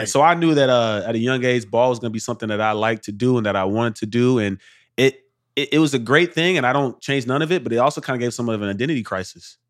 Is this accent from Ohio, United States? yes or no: no; Arlington, Texas, United States; I'm from Arlington, Texas, from the north side, man. Two-parent household, parents are married thirty years